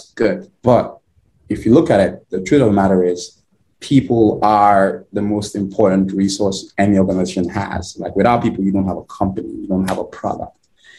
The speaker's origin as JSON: {"language": "English", "country": "Nigeria", "tie": "born or raised there", "lives_now": "United States", "said": "So I am originally from Nigeria. Grew up in Nigeria. My early years and been in the US for over 10 years now."}